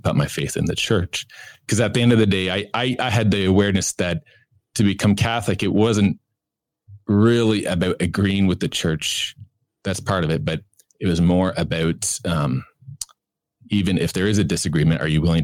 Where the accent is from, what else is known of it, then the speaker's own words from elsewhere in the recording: Kitchener, Ontario, Canada; I grew up in Canada, in Ontario, on a farm near Kitchener.